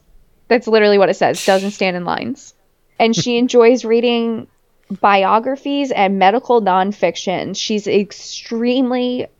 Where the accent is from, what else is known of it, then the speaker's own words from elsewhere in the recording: New Jersey, United States; I'm from New Jersey